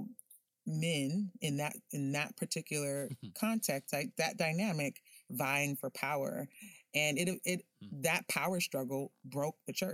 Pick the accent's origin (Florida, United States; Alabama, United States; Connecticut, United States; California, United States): Florida, United States; Miami; a dark-skinned Haitian girl growing up in Miami